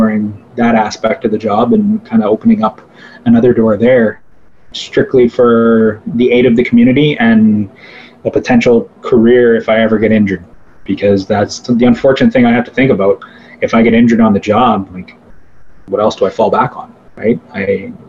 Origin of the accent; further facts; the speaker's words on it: South Bruce Peninsula, Ontario, Canada; also born or lived in Owen Sound; my hometown of South Bruce Peninsula